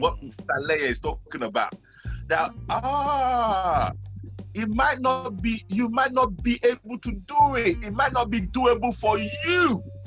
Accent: Nigeria; I grew up in Nigeria

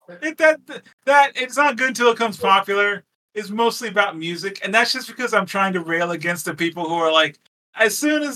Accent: Texas, United States; I grew up in Texas

